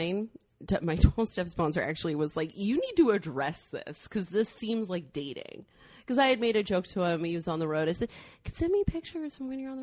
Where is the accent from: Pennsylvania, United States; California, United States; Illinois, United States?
California, United States; Northern; also born or lived in San Luis Obispo, California / Los Angeles, California; I was born in San Luis Obispo and raised in Northern California, and I've been down in LA for the last 10 years